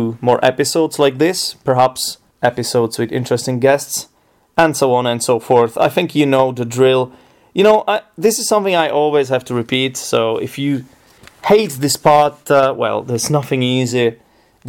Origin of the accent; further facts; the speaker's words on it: Czechia; English is a second language; I'm from the Czech Republic, and the only thing we really do here every day is drink beer.